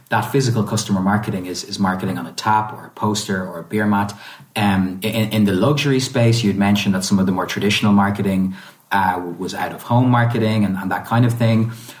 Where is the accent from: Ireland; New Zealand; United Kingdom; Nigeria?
Ireland; also born or lived in Italy; being both Irish and Italian and having had the experience of kind of growing up both across both countries, as well as having family all over the world